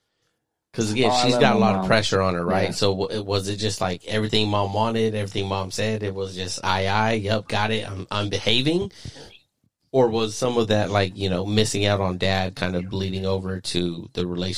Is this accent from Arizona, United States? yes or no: yes; Phoenix, Arizona, United States; I didn't know what a Filipino was coming from Phoenix.